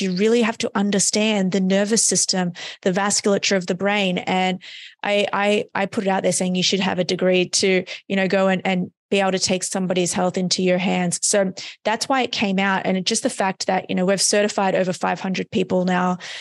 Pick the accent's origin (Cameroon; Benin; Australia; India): Australia; moved away as an adult; now in United States; I'm from Australia, um, So, I was living in Australia at the time